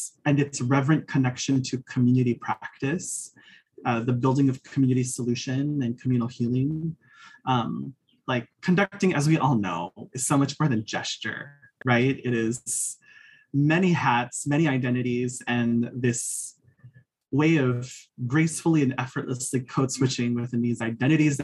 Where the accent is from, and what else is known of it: Hawaii, United States; born or raised there; now in Arizona, United States